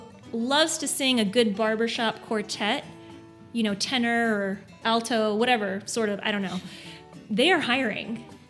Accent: Miami, Florida, United States; we're from Miami.

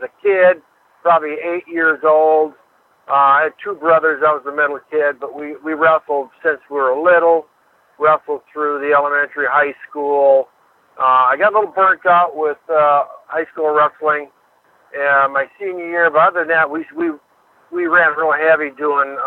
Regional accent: Urbank, Minnesota, United States; moved away as an adult; also born or lived in Alexandria, Minnesota / Parkers Prairie, Minnesota; I grew up around Alexandria

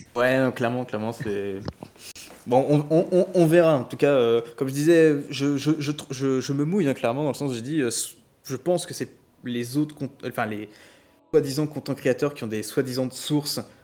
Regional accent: France; on est français

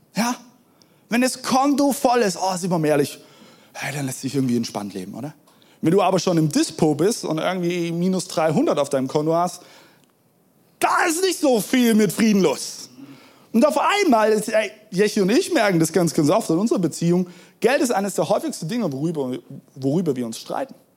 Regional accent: Germany; wir Deutsche

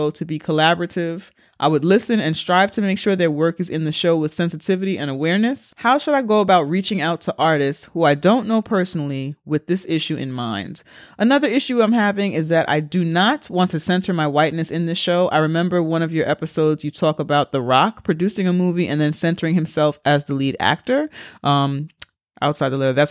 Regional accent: Brooklyn, New York, United States; also born or lived in Colombia; I was born in Colombia and brought to the and brought to the States as a baby and was raised in Brooklyn by a liberal Park Slope white family. And I don't speak Spanish.

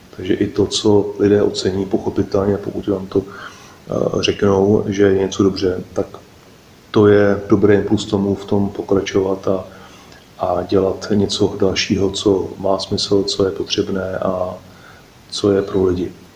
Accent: Czechia; jsme Češi

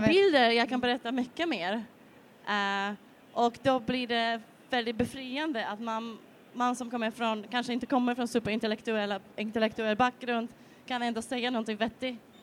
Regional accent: Poland; Swedish is a second language; moved away as an adult; also born or lived in Spain / England; now in Malmö, Sweden

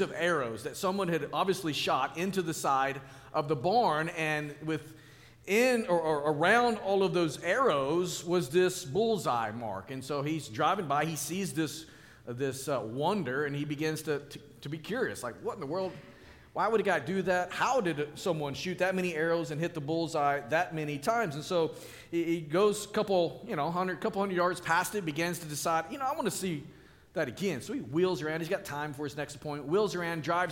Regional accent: Arkansas, United States; I was born and raised in Arkansas

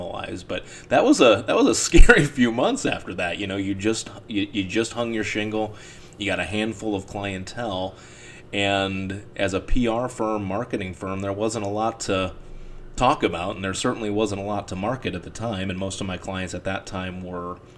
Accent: Cleveland, Ohio, United States; moved away as an adult; also born or lived in Cincinnati, Ohio / Newport, Kentucky; my hometown of Cleveland

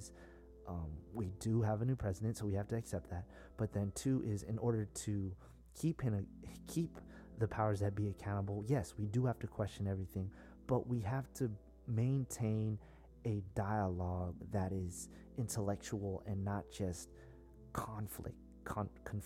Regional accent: South San Francisco, California, United States; I'm from the Bay Area, very San Francisco, South San Francisco, very politically charged environment, you know, Black Panthers, the hippies, all that, you know, that's where we're from

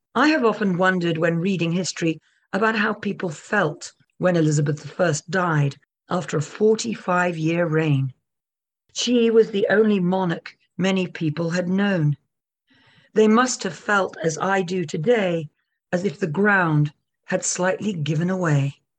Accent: United Kingdom; We are British

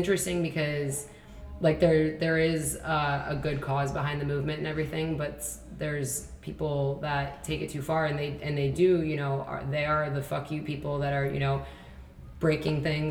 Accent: Chicago, Illinois, United States; I grew up on the South Side of Chicago

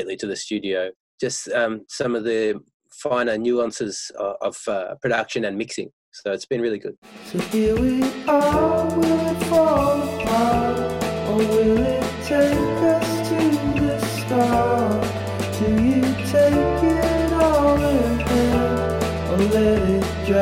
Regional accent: Perth, Western Australia, Australia; now in Melbourne, Australia; I'm originally from Perth

